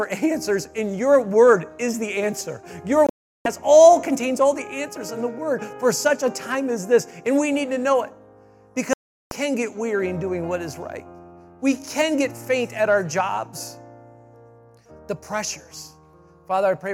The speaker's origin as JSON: {"language": "English", "region": "Michigan", "country": "United States", "said": "I'm from Michigan"}